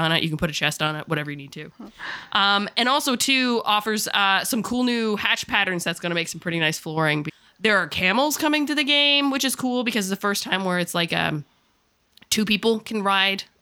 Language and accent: English; Newfoundland and Labrador, Canada